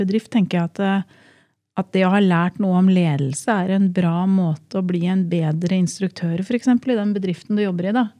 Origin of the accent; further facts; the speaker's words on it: Drammen, Buskerud, Norway; Jeg er jo fra Drammensområdet